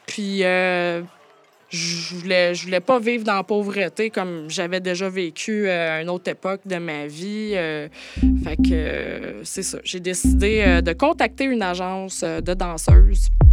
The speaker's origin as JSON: {"language": "French", "area": "Montérégie", "region": "Quebec", "country": "Canada", "tie": "born or raised there", "said": "je viens d'une moyenne ville de la Montérégie"}